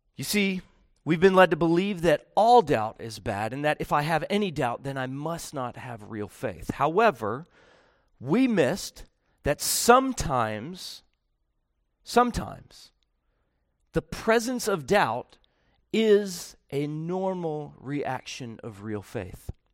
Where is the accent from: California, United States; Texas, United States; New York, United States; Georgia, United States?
Georgia, United States; I'm from Georgia